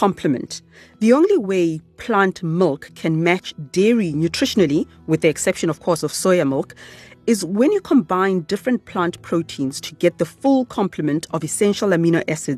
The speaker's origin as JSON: {"language": "English", "town": "Soweto", "region": "Gauteng", "country": "South Africa", "tie": "born or raised there", "said": "Where I grew up in Soweto"}